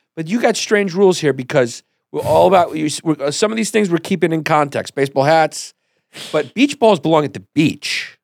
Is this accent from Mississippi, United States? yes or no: no; New York, United States; also born or lived in Miami; I had no car for a long time 'cause I'm from New York. We don't have cars.